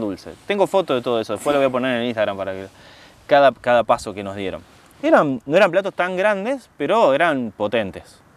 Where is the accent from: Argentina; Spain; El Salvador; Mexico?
Argentina; moved away as an adult; now in Italy